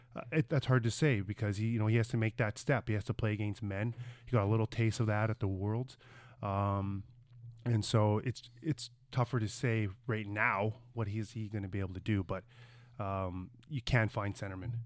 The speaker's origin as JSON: {"language": "English", "town": "Brandon", "region": "Manitoba", "country": "Canada", "tie": "born or raised there", "said": "growing up in Brandon, Manitoba, where, eh, my whole life was just outdoors playing hockey"}